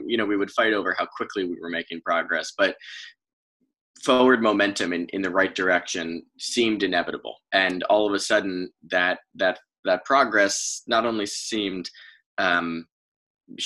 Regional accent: Fairfield County, Connecticut, United States; When you grow up in Fairfield County

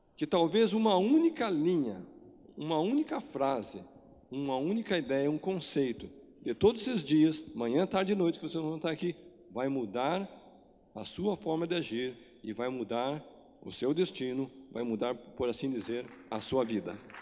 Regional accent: Brazil; nós, como brasileiro

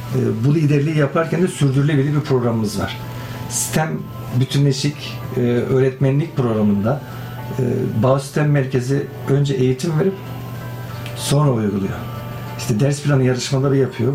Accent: Kilis, Kilis Province, Turkey; ben Kilisliyim, Güneydoğuluyum

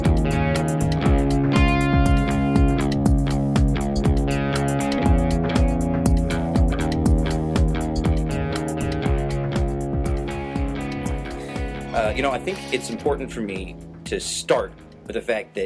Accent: Utica, New York, United States; growing up in Utica when I did

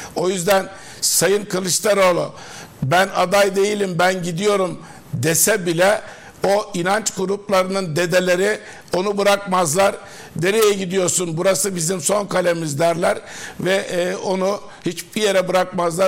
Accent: Denizli, Turkey; ben Denizliliyim. Denizli milletvekilliği yaptım

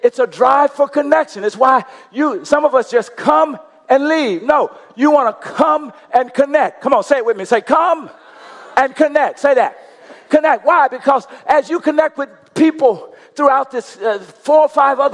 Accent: Coushatta, Louisiana, United States; I'm from Coushatta, Louisiana

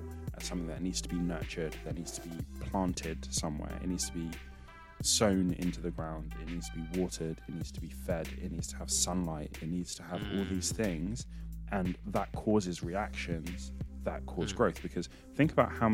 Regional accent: Nigeria; I'm Nigerian

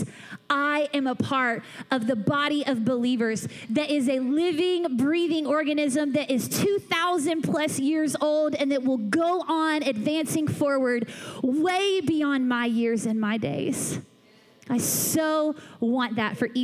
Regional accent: Atlanta, Georgia, United States; now in Louisville, United States; I grew up in Atlanta, Georgia

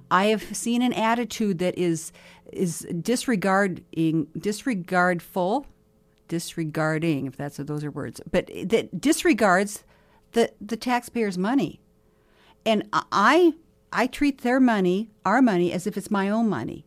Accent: Mobridge, South Dakota, United States; now in Sioux Falls, United States; I was in my hometown of Mobridge this summer

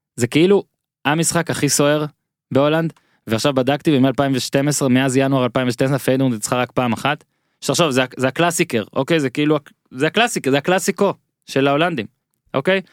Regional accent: Rishon LeZion, Central District, Israel; also born or lived in Rostov-on-Don, Russia; בין ראשון לרוסטוב, שני, שתי ערים שבהן הייתי ו, ו, וגדלתי ובגרתי

